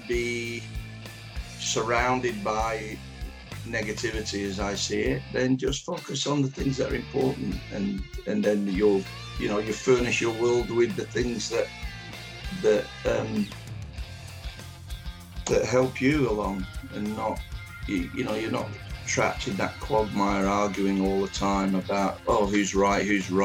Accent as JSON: {"language": "English", "town": "Manchester", "region": "North West England", "country": "United Kingdom", "tie": "born or raised there", "also_born_or_lived": "Dublin, Ireland", "said": "I was born in Dublin in 1955. My family moved to Manchester when I was about three or four years old. So I grew up in Manchester. That's why the accent is where it is."}